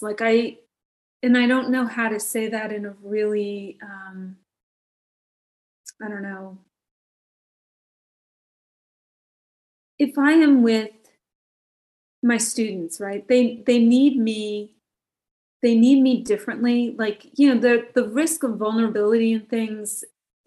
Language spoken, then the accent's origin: English; New Jersey, United States; moved away; I'm originally from New Jersey